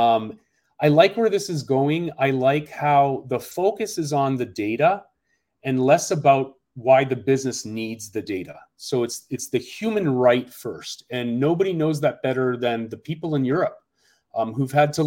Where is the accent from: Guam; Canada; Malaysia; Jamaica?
Canada; moved away as an adult; now in Seattle, United States; I came to the United States a couple of decades ago, and I'm originally from Canada, a graduate of UBC, University of British Columbia.